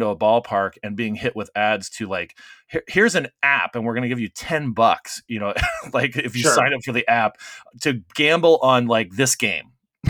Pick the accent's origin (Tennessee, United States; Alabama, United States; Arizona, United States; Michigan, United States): Arizona, United States; I grew up, because I grew up in Arizona, and that evolved a lot of trips to Vegas.